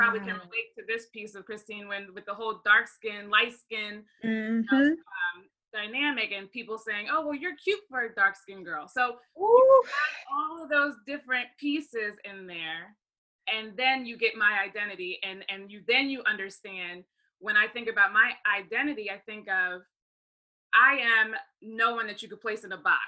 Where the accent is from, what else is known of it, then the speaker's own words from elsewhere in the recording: Baltimore, Maryland, United States; I'm originally from Baltimore, Maryland, and my mom is from Trinidad, my dad is from Ghana.